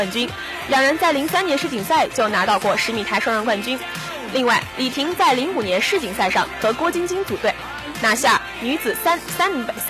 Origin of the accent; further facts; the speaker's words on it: Hunan, China; 我是湖南人呀。